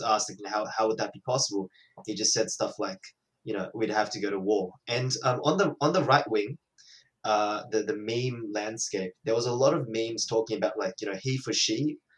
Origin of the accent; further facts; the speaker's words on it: Australia; as an Australian